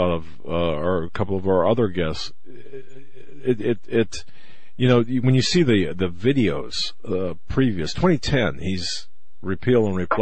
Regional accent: Pennsylvania, United States; my home state of Pennsylvania

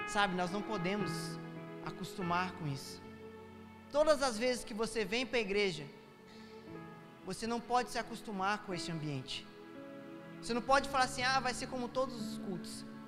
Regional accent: São Paulo, Brazil; eu, que nasci em São Paulo, às vezes quando criança, a gente ia na, na principal avenida de São Paulo

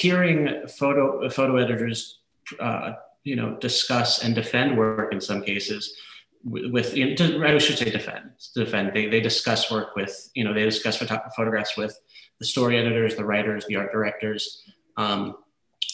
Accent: New York City, New York, United States; Yeah, so I grew up in Brooklyn. I'm from, born and raised in Brooklyn.

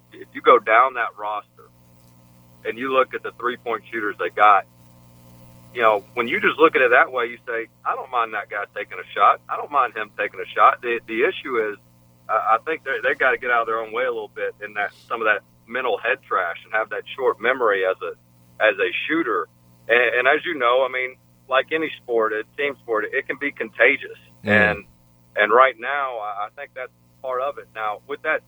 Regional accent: Memphis, Tennessee, United States; growing up in Memphis

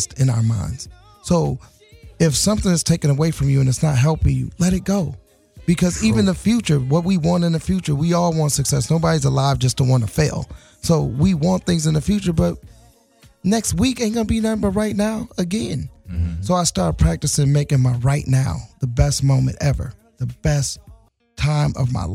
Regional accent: Gary, Indiana, United States; I'm from Gary, Indiana, so I know about living in the projects

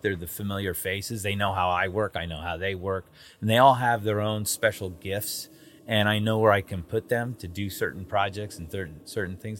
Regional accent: Southern California, United States; an American who grew up in Southern California in the film industry

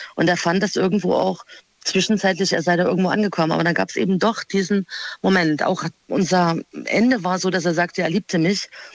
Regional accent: Freiburg, Baden-Württemberg, Germany; Aus Freiburg.

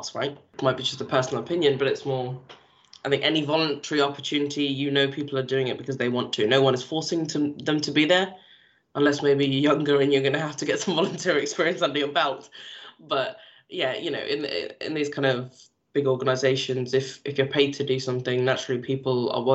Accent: London, United Kingdom; also born or lived in Toronto; I'm from London, and yes, we're multicultural

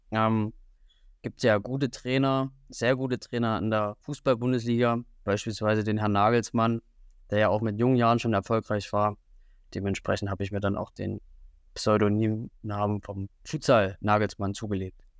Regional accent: Riesa, Saxony, Germany; now in Jena, Germany; Also ähm, ich komme eigentlich aus Sachsen, aus der Region Riesa, das liegt zwischen Dresden und Leipzig. Ähm, bin 24, bin wegen des Studiums nach Jena gekommen im Jahr 2018.

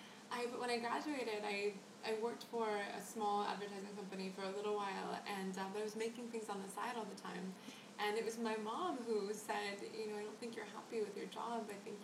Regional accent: Chicago, Illinois, United States; I'm from Chicago, from the suburbs.

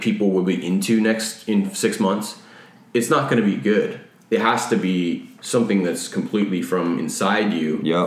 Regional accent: Rockford, Illinois, United States; now in California, United States; I'm from the Chicago area

